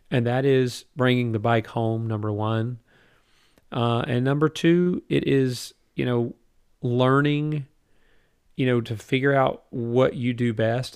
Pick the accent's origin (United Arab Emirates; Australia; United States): United States; as an American fan